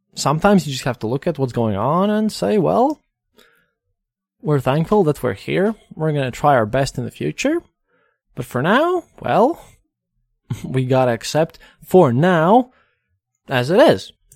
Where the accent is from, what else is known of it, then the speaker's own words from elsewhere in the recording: Latvia; We're just people from Latvia